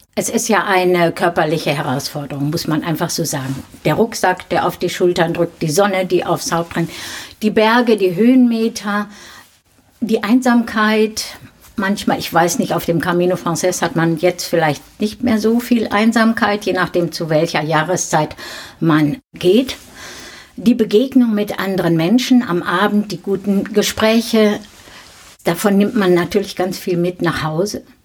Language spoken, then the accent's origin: German; Dinslaken, North Rhine-Westphalia, Germany; in Dienstlaken, da wo ich geboren bin